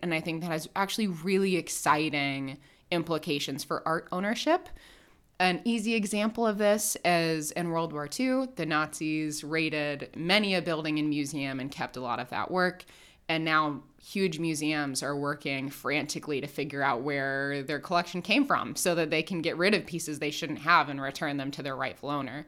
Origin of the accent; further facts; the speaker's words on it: Indianapolis, Indiana, United States; I grew up in Indianapolis